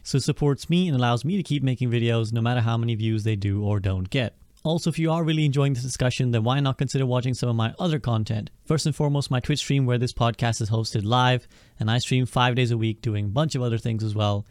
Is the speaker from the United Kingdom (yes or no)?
yes; United Kingdom; I'm a Brit